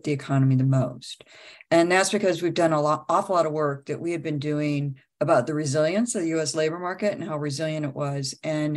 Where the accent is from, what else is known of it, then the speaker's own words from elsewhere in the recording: Midwest, United States; I'm Midwesterner through and through